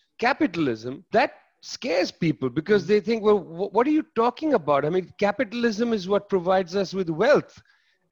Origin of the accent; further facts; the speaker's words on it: Kolkata, West Bengal, India; I was born in Calcutta, in Bengal